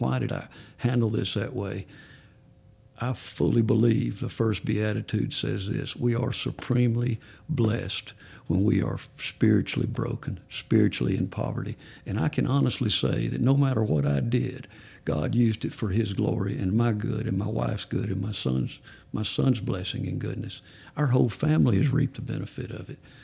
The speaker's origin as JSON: {"language": "English", "region": "Georgia", "country": "United States", "said": "I'm from Georgia"}